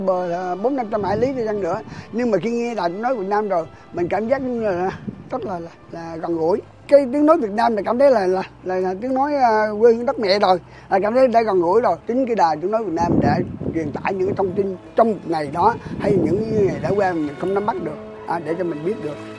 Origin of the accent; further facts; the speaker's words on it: Vietnam; mình là người Việt Nam